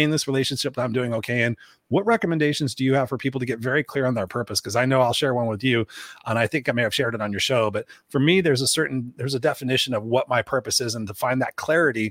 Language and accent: English; United States; as an American